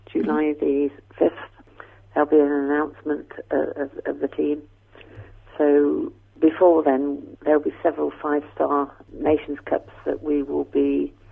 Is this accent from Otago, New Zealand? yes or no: no; Christchurch, Canterbury, New Zealand; now in United Kingdom; my parents are British, which is why I get to work here. Um, they immigrated in the 50s, and I was born out there with my, one of my brothers was born there